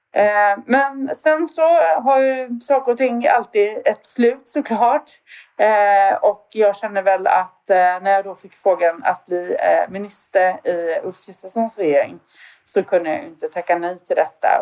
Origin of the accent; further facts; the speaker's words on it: Värnamo, Jönköping County, Sweden; now in Växjö, Sweden; jag är från Värnamo då, fast numera då får man väl ändå titulera sig Växjöbo